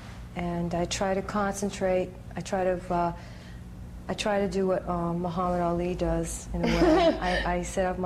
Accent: New Jersey, United States; I grew up in New Jersey, and I only became aware of fashion and designers in high school

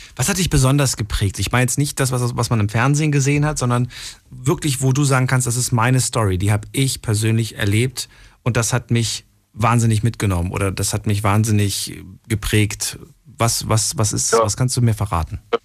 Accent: the East, eastern Germany, Germany; Ich komme auch aus dem Osten.

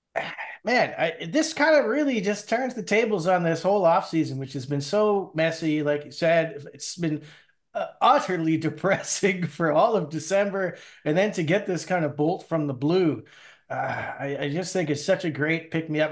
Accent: Canada; I'm a Canadian

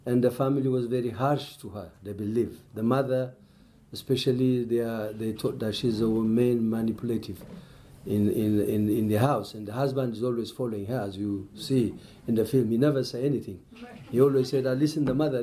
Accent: Ethiopia; I listen, Amharic, because I'm from Ethiopia.

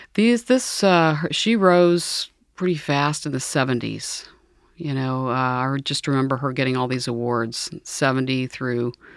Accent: New Carlisle, Ohio, United States; I grew up uh, near Dayton, Ohio

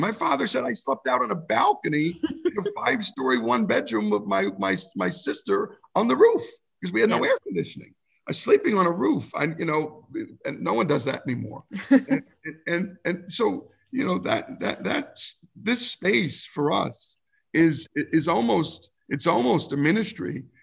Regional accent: New Jersey, United States; as an Arab in New Jersey, we were blockbusted moving into a white town.

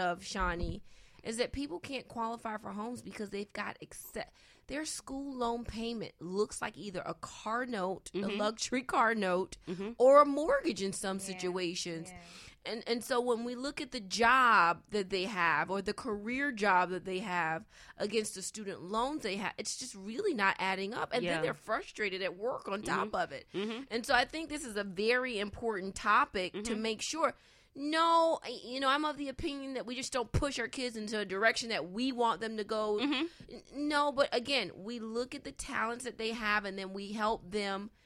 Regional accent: Miami Gardens, Florida, United States; I came from Carroll City High School

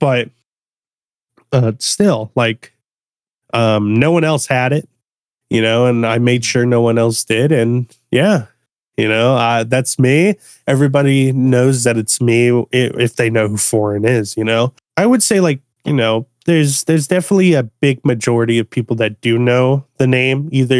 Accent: Florida, United States; born there; Yeah, I was born in Florida. I just moved up here with my mom.

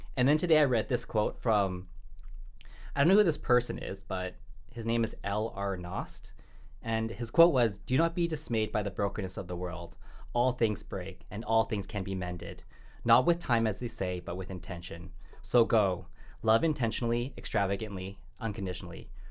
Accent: Vancouver, British Columbia, Canada; being born and growing up in Vancouver

